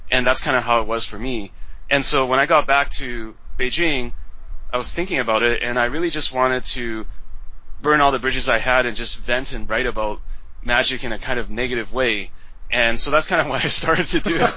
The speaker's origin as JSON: {"language": "English", "region": "West Coast", "country": "Canada", "tie": "born or raised there", "also_born_or_lived": "Taiwan", "said": "I was originally from Taiwan, but I grew up in Canada, West Coast, so I'm Taiwanese Canadian"}